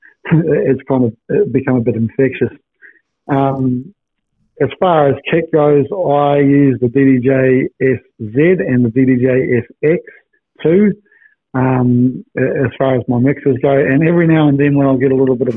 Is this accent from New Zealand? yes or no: yes; New Zealand; now in Perth, Australia; I'm a Kiwi boy